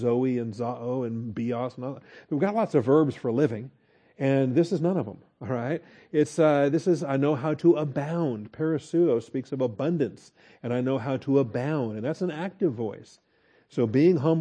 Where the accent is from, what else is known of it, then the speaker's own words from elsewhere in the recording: Texas, United States; we're from Texas and we understand get along. That's a particular thing here in Texas